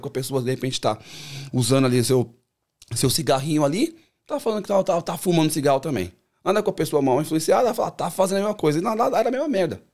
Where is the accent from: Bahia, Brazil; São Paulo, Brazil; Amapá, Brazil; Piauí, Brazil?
São Paulo, Brazil; moved away as an adult; also born or lived in São Caetano do Sul, Brazil; now in Sydney, Australia; cresci ali no Capão ali